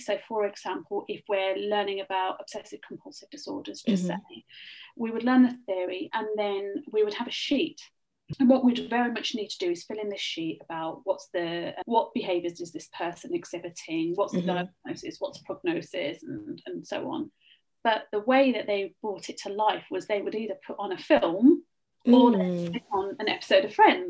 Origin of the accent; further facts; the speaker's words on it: England, United Kingdom; So I said, I am from the Midlands, and originally I wanted to go to Birmingham.